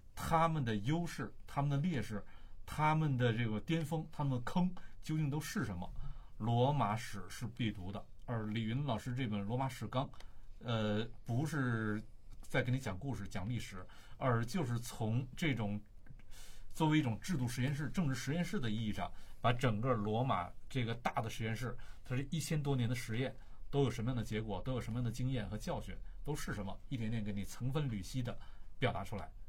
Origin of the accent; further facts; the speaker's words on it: China; 那我们作为中国人，为什么要了解西方历史呢